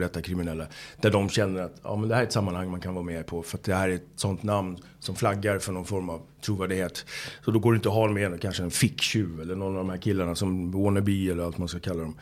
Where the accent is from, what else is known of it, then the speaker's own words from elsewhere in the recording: Haninge, Stockholm County, Sweden; jag kommer från Haninge, från söder om Stockholm, eh, söderförort